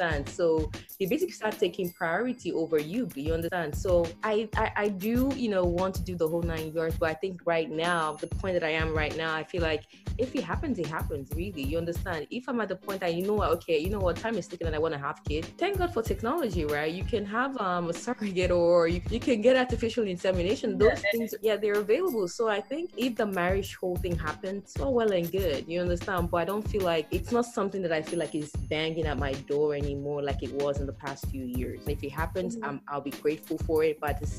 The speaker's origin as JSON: {"language": "English", "country": "Nigeria", "said": "the whole shebang that happens with being Nigerian, you know, I want to experience that."}